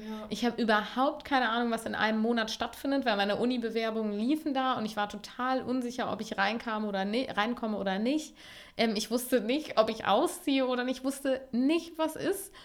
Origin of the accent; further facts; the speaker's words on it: Cologne, North Rhine-Westphalia, Germany; als Kölnerin